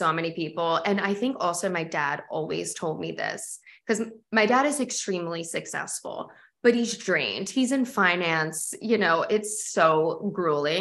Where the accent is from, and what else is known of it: Delaware, United States; born or raised there; moved away as an adult; now in Philadelphia, United States